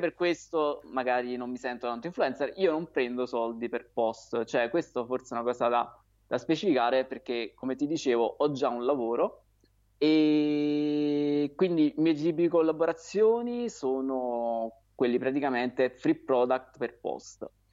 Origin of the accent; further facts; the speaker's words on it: Naples, Campania, Italy; now in Aversa, Italy; io sono di Napoli. Sono nato a Napoli, ho abitato lì